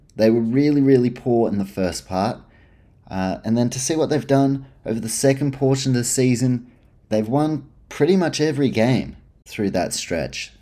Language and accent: English; New Zealand; I grew up in New Zealand, but dad's from Canberra